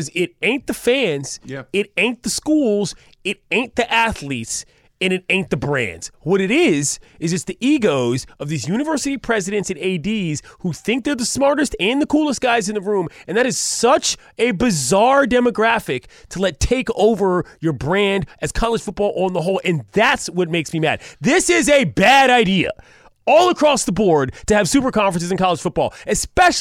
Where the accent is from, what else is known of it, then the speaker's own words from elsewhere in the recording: Mid-Atlantic, United States; moved away; Growing up on the East Coast, and particularly growing up in the Mid-Atlantic